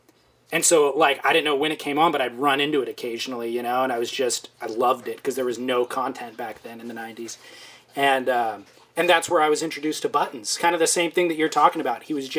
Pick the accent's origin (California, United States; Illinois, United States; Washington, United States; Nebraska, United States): California, United States; but my first memories of him were growing up in Orange County.